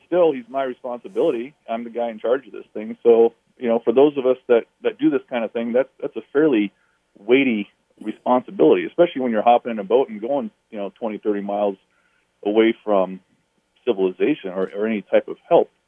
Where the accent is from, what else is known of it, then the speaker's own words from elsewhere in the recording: Alaska, United States; I was born and raised in Alaska.